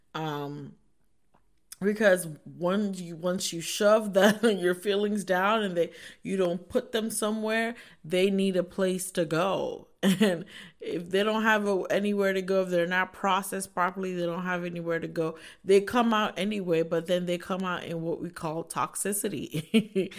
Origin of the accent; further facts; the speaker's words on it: Northern Virginia, United States; moved away as an adult; now in Ohio, United States; I am from Northern Virginia, so I moved to a new state